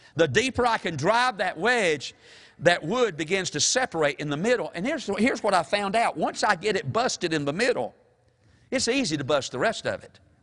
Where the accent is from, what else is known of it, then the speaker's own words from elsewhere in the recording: Mount Airy, North Carolina, United States; my hometown is Mount Airy